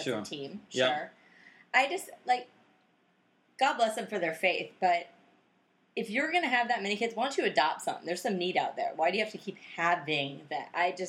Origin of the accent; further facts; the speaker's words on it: the South, United States; Yeah, I grew up in the South.